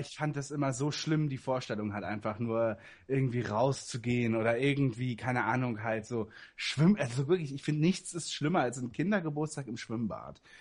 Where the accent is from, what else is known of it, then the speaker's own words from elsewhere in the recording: Berlin, Germany; bei uns in Berlin